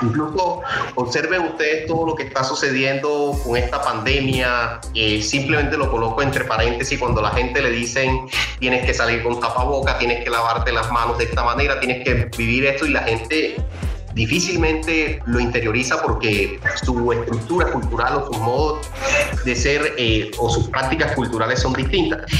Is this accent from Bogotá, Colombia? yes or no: no; Cartagena, Bolívar, Colombia; moved away as an adult; also born or lived in Bogotá; yo nací en barrios populares en Cartagena